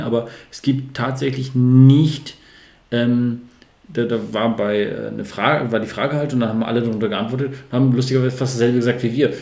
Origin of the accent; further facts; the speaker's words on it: Northern Germany, Germany; also born or lived in Sande, Lower Saxony; als Norddeutscher